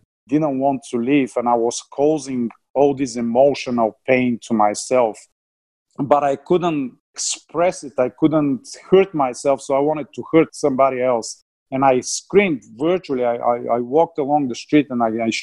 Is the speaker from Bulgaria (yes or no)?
yes; Bulgaria; English is a second language; moved away as an adult; also born or lived in Australia; I came from Bulgaria, air traffic controller